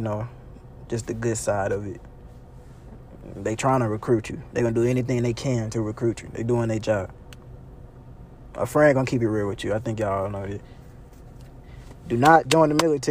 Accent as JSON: {"language": "English", "town": "North Little Rock", "region": "Arkansas", "country": "United States", "tie": "born or raised there", "also_born_or_lived": "Sherwood", "said": "I was born in Little Rock. Raised in North Little Rock. Yeah. Been North Little Rock my whole life"}